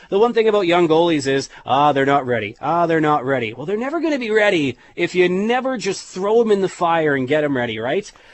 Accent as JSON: {"language": "English", "town": "Saskatoon", "region": "Saskatchewan", "country": "Canada", "said": "I'm from Saskatoon."}